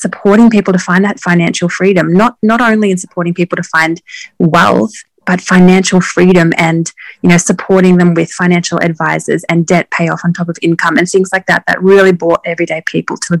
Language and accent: English; Australia; now in Maine, United States; I am from Australia, but I actually live in the USA, up in far northern Maine